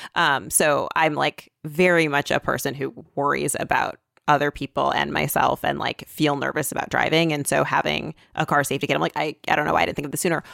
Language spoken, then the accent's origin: English; Michigan, United States; now in New York, United States; I'm from Michigan